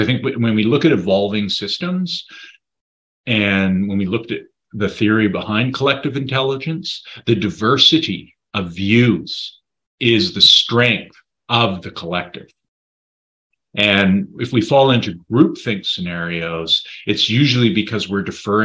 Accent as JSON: {"language": "English", "area": "Saanich Peninsula", "region": "British Columbia", "country": "Canada", "tie": "born or raised there", "also_born_or_lived": "Comox Valley, British Columbia", "lives_now": "Comox, Canada", "said": "growing up on the Saanich Peninsula next to Sartlip, Pakachin, Sakum reserves"}